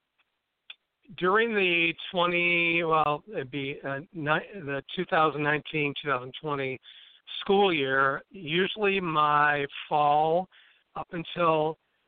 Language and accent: English; Imlay City, Michigan, United States; I grew up in Emily City, Michigan, which is in, all the Michiganers hold their hand up, you know, like it's a mitt. So I was in the Thumb area.